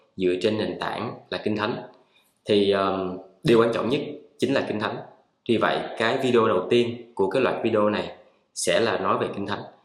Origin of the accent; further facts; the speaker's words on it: Vietnam; tôi sinh ra tôi là người việt nam